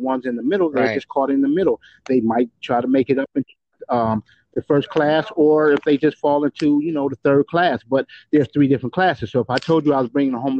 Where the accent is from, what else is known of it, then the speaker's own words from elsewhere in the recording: Detroit, Michigan, United States; I grew up on the hardcore streets of Detroit, Michigan, on Grand River and Whitney.